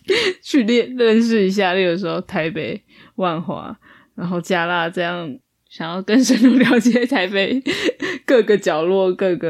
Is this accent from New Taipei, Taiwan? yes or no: yes; Sanxia, New Taipei, Taiwan; 我对新北市也没有认同感，我觉得就是三峡。